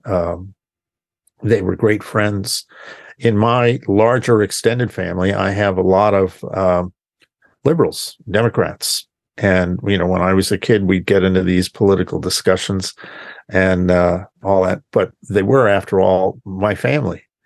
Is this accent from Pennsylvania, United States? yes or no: yes; Pennsylvania, United States; my home state of Pennsylvania